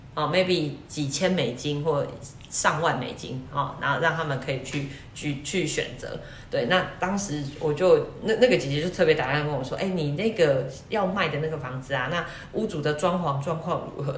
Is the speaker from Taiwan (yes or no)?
yes; Taiwan; 那你们来改天来台湾玩啊，我带你们去玩